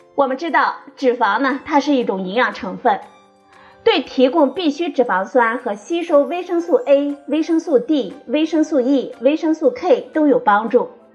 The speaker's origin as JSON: {"language": "Chinese", "country": "China", "said": "我们中国人"}